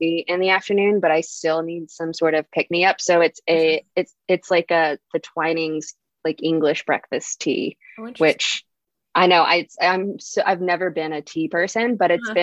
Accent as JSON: {"language": "English", "region": "Texas", "country": "United States", "tie": "born or raised there", "said": "I was totally born and bred in the Texas South"}